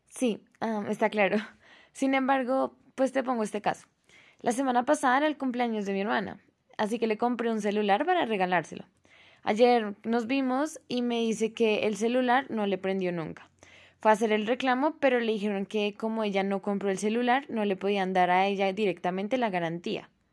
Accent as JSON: {"language": "Spanish", "country": "Colombia", "said": "como colombianos"}